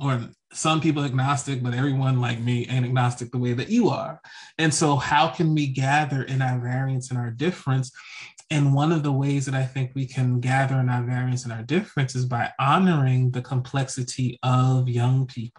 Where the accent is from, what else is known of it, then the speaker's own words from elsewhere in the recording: New Jersey, United States; I was growing up in New Jersey